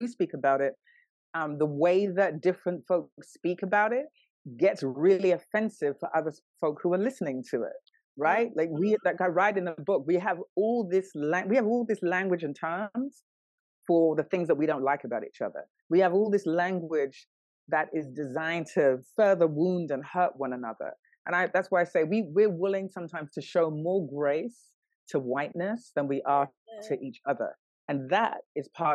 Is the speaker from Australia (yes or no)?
no; London, United Kingdom; moved away as an adult; also born or lived in New York, United States; I was born and raised in London, and then I lived in New York for almost 10 years